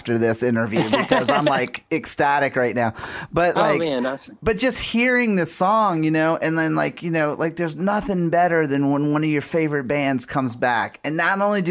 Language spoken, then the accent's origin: English; New Orleans, Louisiana, United States; my hometown in New Orleans